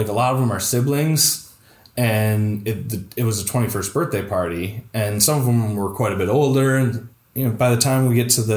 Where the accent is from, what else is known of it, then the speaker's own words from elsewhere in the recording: Toledo, Ohio, United States; if you're a Toledo person